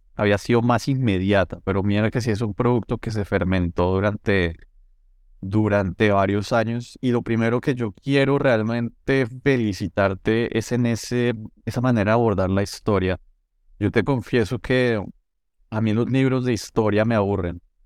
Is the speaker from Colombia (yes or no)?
yes; Colombia; yo como colombiano